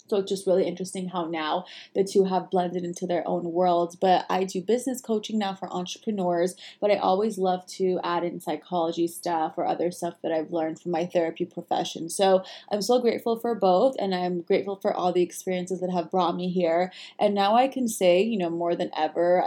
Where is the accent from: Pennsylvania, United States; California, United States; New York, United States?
California, United States; Los Angeles; I was actually born in America in Los Angeles and really proud of both cultures. And I have lived in LA my whole entire life